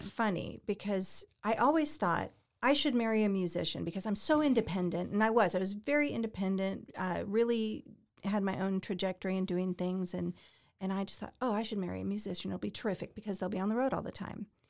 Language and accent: English; Indiana, United States; also born or lived in Colorado / Arizona / Nashville; now in Texas, United States; Born in Colorado, raised in Indiana